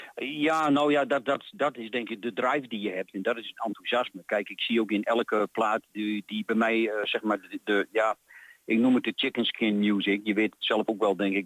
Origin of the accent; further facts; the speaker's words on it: Diepenheim, Overijssel, Netherlands; vanaf mijn jeugd in Diepenheim tot nu